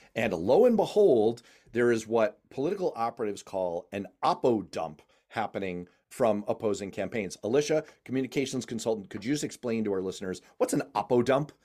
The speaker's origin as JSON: {"language": "English", "country": "United States", "said": "as an American"}